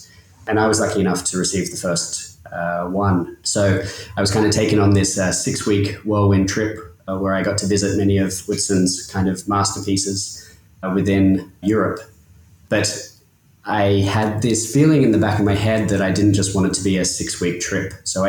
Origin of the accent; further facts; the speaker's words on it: outskirts of Sydney, New South Wales, Australia; moved away as an adult; now in Copenhagen, Denmark; I grew up in, say, the outskirts of Sydney in Australia. I wouldn't quite call it rural, but definitely the town I was in was only 4,000 people. And growing up, there was a train line, but it wasn't really that well connected.